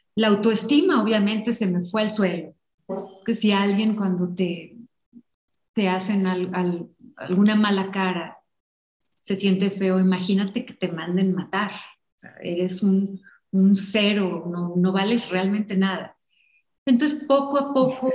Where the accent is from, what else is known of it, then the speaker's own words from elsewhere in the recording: Ensenada, Baja California, Mexico; moved away; Yo crecí en Ensenada y fui una niña muy de jardín